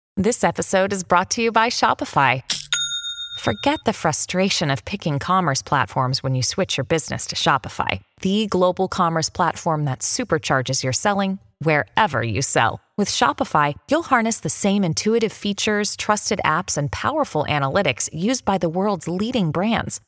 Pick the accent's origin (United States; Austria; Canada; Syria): Canada; as a Canadian